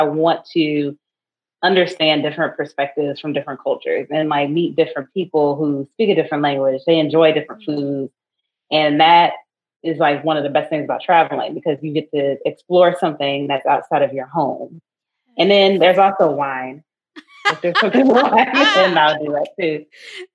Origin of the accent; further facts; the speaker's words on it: Cleveland, Ohio, United States; I'm originally from Cleveland